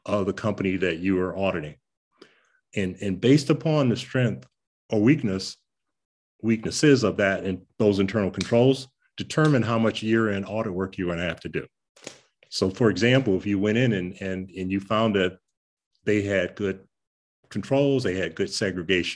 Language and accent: English; Detroit, Michigan, United States; Growing up in Detroit, in a city where we had three of the Fortune 10 companies at that time